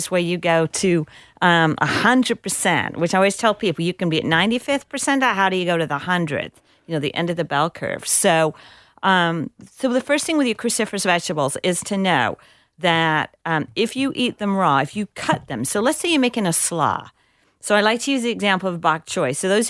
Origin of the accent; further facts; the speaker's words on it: England, United Kingdom; now in United States; It took me forever to figure out what a rutabaga was because I grew up in England.